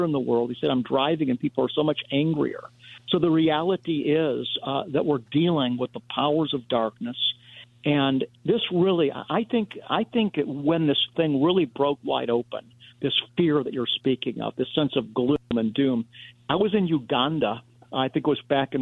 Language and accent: English; United States; as an American